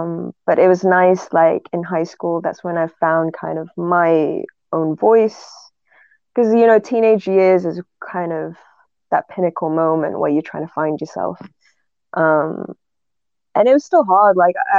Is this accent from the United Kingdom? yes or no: yes; England, United Kingdom; accent: northern English; every time I meet them, my northern accent starts playing up, because now I'm just kind of neutral.